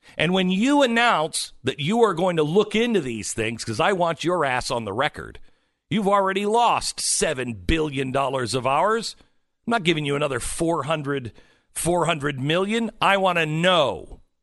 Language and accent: English; West Coast, United States; moved away; I grew up on the West Coast.